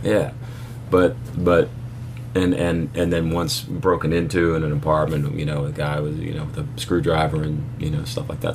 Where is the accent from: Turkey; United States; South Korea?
United States; Philadelphia, Pennsylvania; moved away; also born or lived in New York City; I grew up in Philly